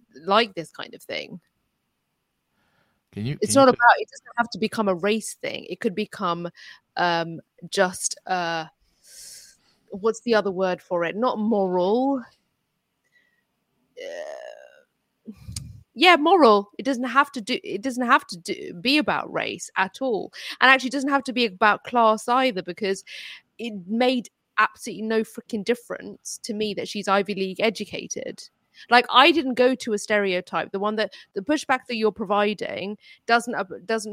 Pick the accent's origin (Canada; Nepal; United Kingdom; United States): United Kingdom; first language Urdu; English is a second language; My mother tongue was Urdu. I spoke Urdu first. I was born in this country, but I lived in a community with Indian and Pakistani people